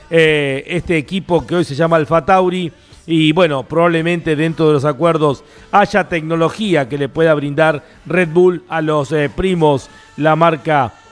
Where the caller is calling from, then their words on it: Quilmes, Buenos Aires Province, Argentina; Hola Lonchi, y equipo de Fórmula 1. … de Quilmes.